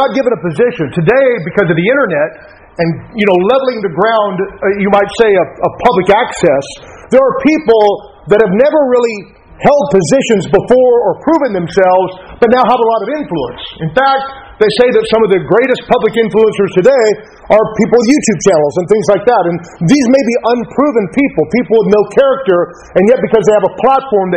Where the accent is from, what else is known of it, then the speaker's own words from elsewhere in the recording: United States; we're Americans